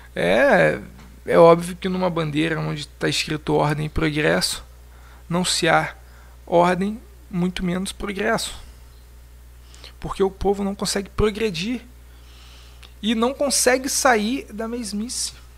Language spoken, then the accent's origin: Portuguese; Brazil; somos brasileiros